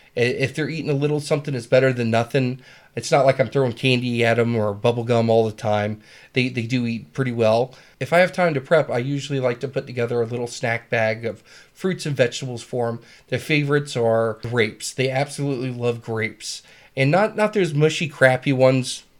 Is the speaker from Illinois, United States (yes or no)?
no; South Carolina, United States; moved away; also born or lived in San Diego, California; I was born in Southern California, San Diego. Uh, raised a few, few years there until my parents got a divorce and my father took me to South Carolina.